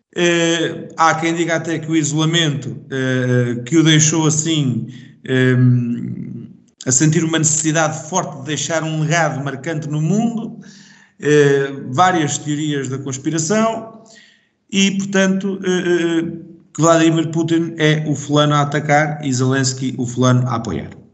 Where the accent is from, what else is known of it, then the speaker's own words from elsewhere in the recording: Portugal; sou português